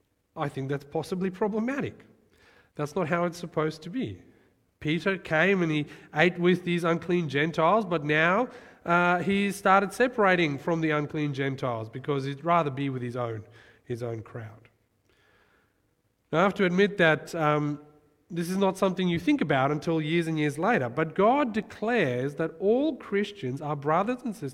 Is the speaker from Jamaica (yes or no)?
no; Johannesburg, Gauteng, South Africa; moved away; I remember growing up in South Africa, Johannesburg, crime capital of the world, great place.